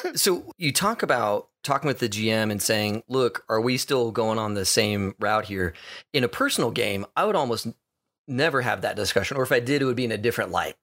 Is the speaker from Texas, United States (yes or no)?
yes; Texas, United States; I grew up in Texas